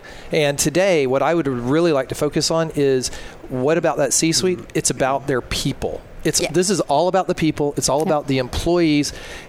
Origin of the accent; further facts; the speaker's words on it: the South, United States; I'm from the South.